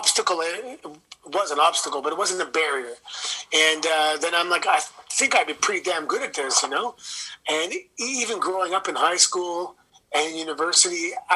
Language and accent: English; Toronto, Ontario, Canada; if you're from Toronto, you've heard every accent in the world